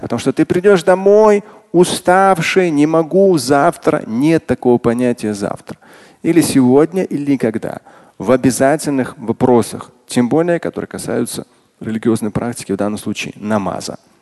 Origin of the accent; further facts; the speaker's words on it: Russia; Как россиянин и как мусульманин